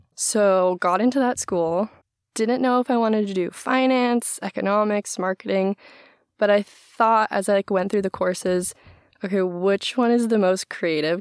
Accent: Maui, Hawaii, United States; moved away as an adult; now in Seattle, United States; also grew up and was born and raised on Maui

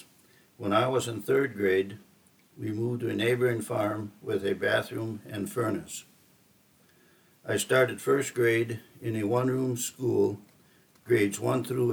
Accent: Glenwood, Minnesota, United States; I was born on September 16th, 1945 in Glenwood, Minnesota, 2 weeks after the official end of World War II.

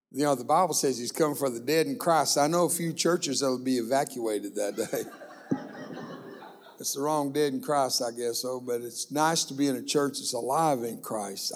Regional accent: Brownsville, Texas, United States; first language Spanish; English is a second language; also born or lived in McAllen, Texas; I grew up down in Brownsville, Texas. That's a little ways from here, but not that far. And I was born in McAllen

